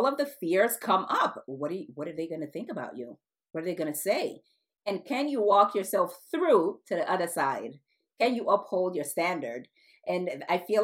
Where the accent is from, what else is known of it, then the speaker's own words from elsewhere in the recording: United States; My background is Nigeria. My parents are Nigerian. I was born in the United States